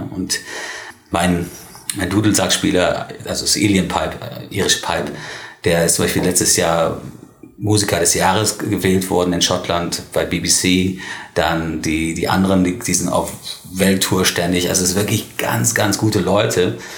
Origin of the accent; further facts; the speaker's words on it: Spain; born there; Weil, weil ich bin ja, also ich bin Ire, allerdings ähm, ist es ein bisschen komplexer. Ich bin in Spanien geboren